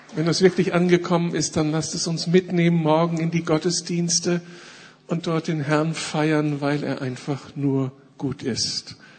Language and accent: German; Berlin, Germany; wir fühlen uns als Berliner jetzt echt privilegiert